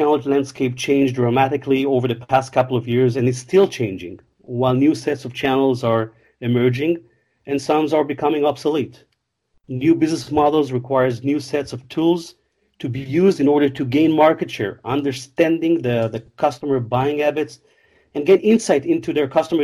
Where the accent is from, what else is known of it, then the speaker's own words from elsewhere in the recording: Israel; I was born and raised in Israel, not far from Tel Aviv